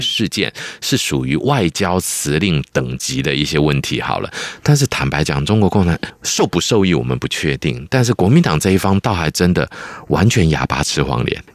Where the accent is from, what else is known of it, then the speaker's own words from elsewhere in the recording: Taiwan; 虽然我是台湾出生、台湾长大和台湾是我的母亲，但是我的文化根底的确有来自中国的嗯。非常多的部分